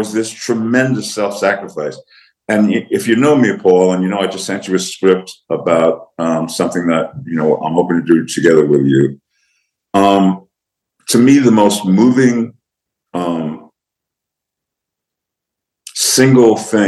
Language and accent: English; New York, United States; When I was a kid growing up in New York